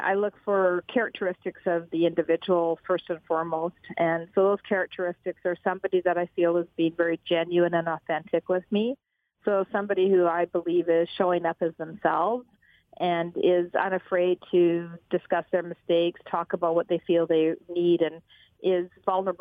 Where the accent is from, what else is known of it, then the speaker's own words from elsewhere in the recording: Alberta, Canada; I'm from Alberta